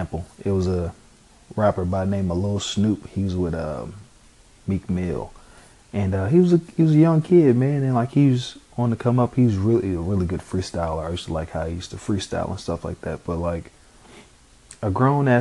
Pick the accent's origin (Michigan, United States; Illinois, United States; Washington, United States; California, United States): Illinois, United States; Chicago; me growing up in Chicago